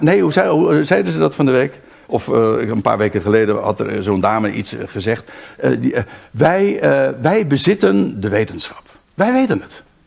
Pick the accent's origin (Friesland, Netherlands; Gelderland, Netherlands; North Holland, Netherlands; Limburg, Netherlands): North Holland, Netherlands; Aalsmeer; also born or lived in Haarlem; now in Rijnsburg, Netherlands; in het eerste geval ben ik daar geboren. Maar ik ben opgegroeid in Aalsmeer en vervolgens ben ik gaan wonen in, in Rijnsburg.